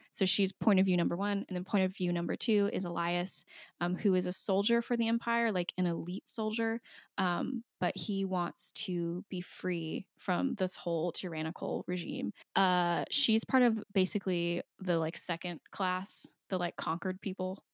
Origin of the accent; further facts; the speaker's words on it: United States; as an American